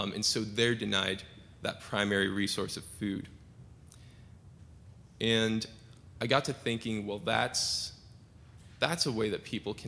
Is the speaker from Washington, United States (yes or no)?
yes; Seattle, Washington, United States; moved away as an adult; also born or lived in Southern Oregon University, Oregon; I'm from Seattle. My home church is Tibbetts United Methodist, and I've been there since I was five.